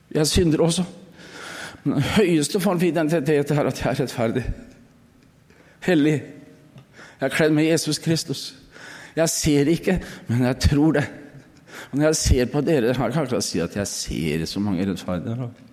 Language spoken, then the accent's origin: Norwegian; Østfold, Norway; moved away; hjemme i Østfold